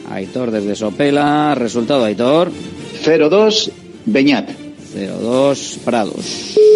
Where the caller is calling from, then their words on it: Bilbao, Basque Country, Spain; de Bilbao.